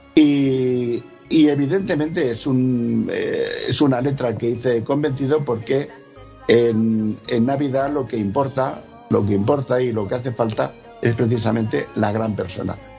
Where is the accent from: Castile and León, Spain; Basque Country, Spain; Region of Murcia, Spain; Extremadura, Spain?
Region of Murcia, Spain; yo soy murciano. Tengo eh, de cuna una eh, cultura flamenca innegable